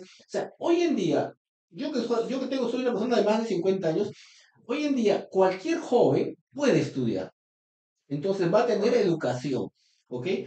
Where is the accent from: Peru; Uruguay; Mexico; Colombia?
Peru; Trujillo, La Libertad; yo soy trujillano